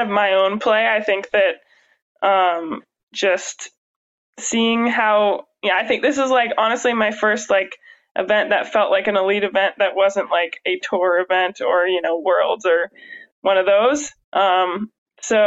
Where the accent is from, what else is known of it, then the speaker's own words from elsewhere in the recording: Pacific Northwest, United States; moved away; also born or lived in Midwest; I grew up in the Pacific Northwest